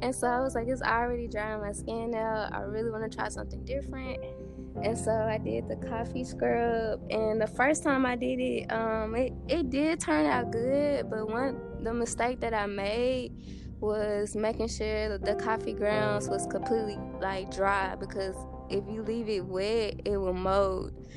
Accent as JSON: {"language": "English", "town": "Dumas", "region": "Arkansas", "country": "United States", "tie": "born or raised there", "said": "I was born and raised in Dumas, Arkansas"}